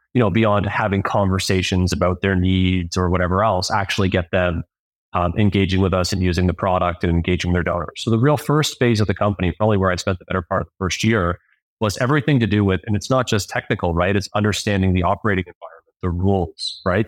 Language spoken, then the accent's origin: English; Toronto, Ontario, Canada; I grew up in Toronto, Ontario.